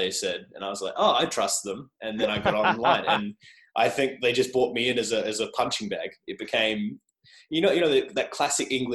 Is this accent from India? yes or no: no; Australia; accent: Australian; my awful Australian accent